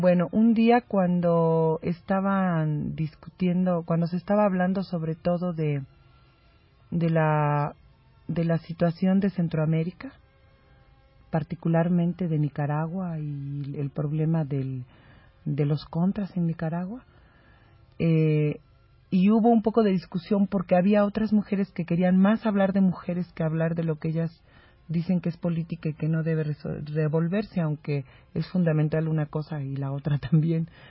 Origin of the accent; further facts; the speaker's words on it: Mexico; un poco como mexicana anfitriona